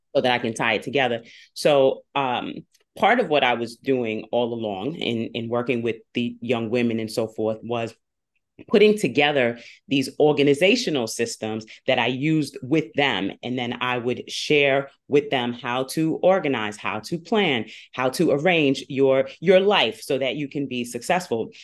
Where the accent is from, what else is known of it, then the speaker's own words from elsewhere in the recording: Long Island and Queens, New York, United States; I come to you from New York by way of Long Island and Queens